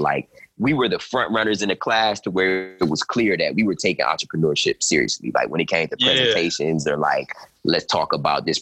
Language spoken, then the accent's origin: English; Cleveland, Ohio, United States; moved away as an adult; also born or lived in Atlanta, Georgia; my hometown, Cleveland, Ohio